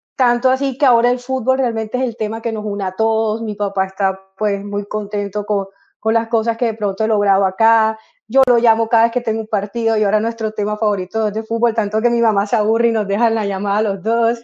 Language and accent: Spanish; Colombia; now in Germany; mi familia en Colombia, porque soy colombiana